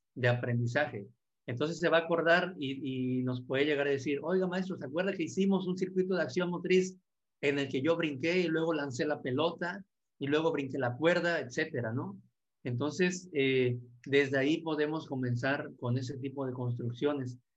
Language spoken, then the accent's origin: Spanish; Martínez de la Torre, Veracruz, Mexico; Aquí le llaman la capital mundial del cítrico y, y soy orgullosamente de Martínez de la Torre, Veracruz, México